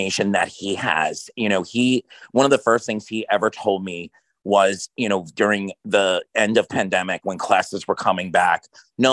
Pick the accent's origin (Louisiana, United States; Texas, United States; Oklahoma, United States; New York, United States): New York, United States; New York City; now in Miami, United States; I'm originally from New York City